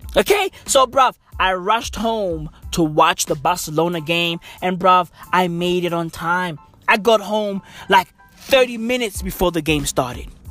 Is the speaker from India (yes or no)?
no; East Rand, Gauteng, South Africa; I'm from the East Rand